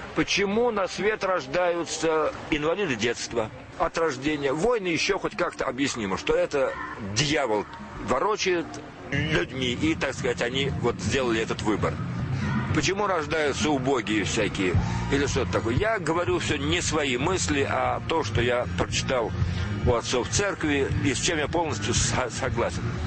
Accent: Moscow, Russia; moved away as an adult; я коренной москвич, на Большом Каретном родился

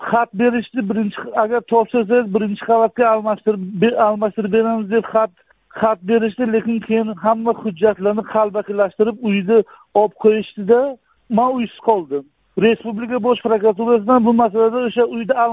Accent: Koson District, Kashkadarya Region, Uzbekistan; moved away as an adult; now in Qarshi, Uzbekistan; man bir ming to'qqiz yuz yetmish yettinchi yil koson tumanida tug'ilganman

